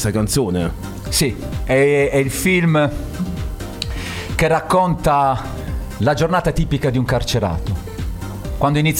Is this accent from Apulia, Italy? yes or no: yes; Bari, Apulia, Italy; accent: Barese dialect; col dialetto barese si può, si può fare musica intellegibile, eh, rivolto anche al grande pubblico, perché il nostro dialetto è molto musicale.